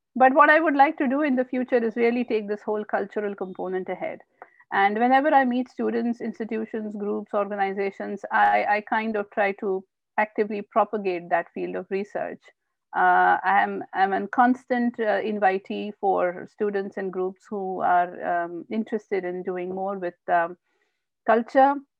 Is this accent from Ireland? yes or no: no; Indore, Madhya Pradesh, India; also born or lived in Bhopal; I was born and brought up in India, and um, I did my MBA from Barkatullah University in Bhopal. Uh, and then uh, uh, I moved to Indore, which is my uh, hometown.